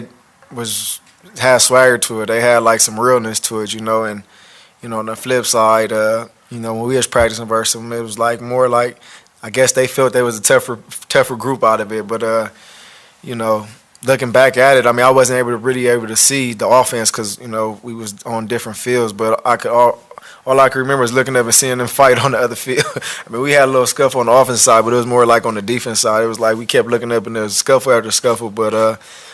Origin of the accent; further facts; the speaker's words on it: Los Angeles, California, United States; a guy that's born and raised in Los Angeles